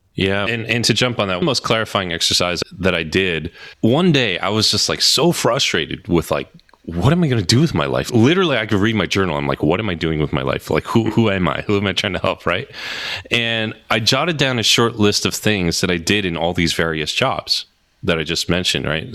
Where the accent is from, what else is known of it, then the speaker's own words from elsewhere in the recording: New Jersey, United States; I'm from Jersey